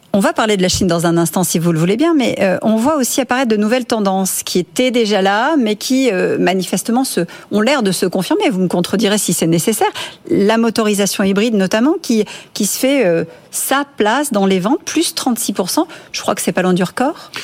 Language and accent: French; France; ici, chez nous, en France